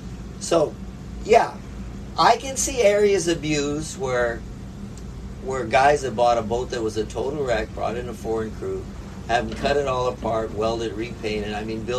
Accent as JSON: {"language": "English", "region": "Hawaii", "country": "United States", "tie": "born or raised there", "said": "with that great group of guys growing up on the Big Island fishing and the camaraderie"}